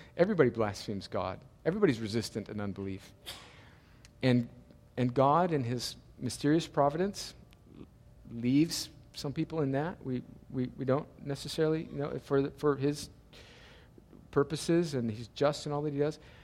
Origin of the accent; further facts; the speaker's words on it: El Centro, California, United States; moved away; my hometown of El Centro, California